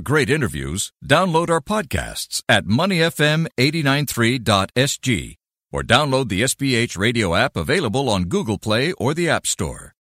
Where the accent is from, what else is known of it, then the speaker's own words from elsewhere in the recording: Singapore; being Singaporean